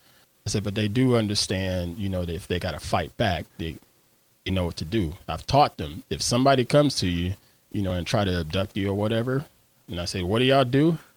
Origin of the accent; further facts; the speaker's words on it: Greenville, South Carolina, United States; I grew up in upstate South Carolina.